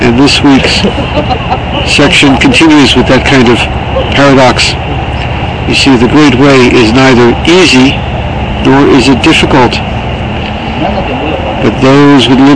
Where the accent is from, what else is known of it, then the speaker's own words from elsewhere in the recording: United States; I'm an American